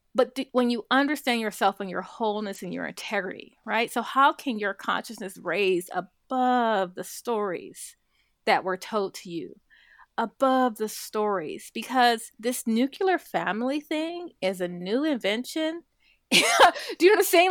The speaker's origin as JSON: {"language": "English", "town": "Compton", "region": "California", "country": "United States", "tie": "born or raised there", "said": "growing up in Compton, you know, very adverse kind of economic circumstances"}